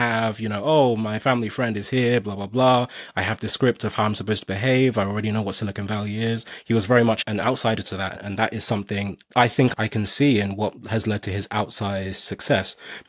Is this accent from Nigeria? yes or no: yes; Nigeria; now in United Kingdom; I came to the UK from Nigeria